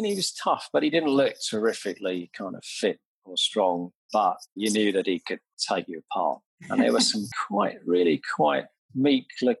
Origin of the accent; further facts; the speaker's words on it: Sutton, London, United Kingdom; I was born in St. Helier Hospital, and sort of around Sutton Carshalton is where my family come from.